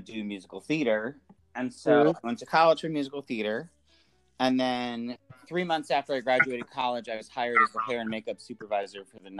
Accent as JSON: {"language": "English", "town": "Binghamton", "region": "New York", "country": "United States", "tie": "born or raised there", "said": "I grew up in Binghamton, New York, which is in the Triple Cities southern tier region of New York State. And it's sort of a backwards small town, but it's also not. It's got a lot of culture and creativity"}